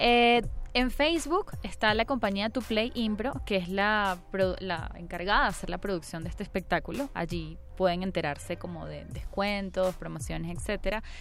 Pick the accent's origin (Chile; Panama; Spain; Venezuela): Venezuela; now in Mexico; Yo soy de Venezuela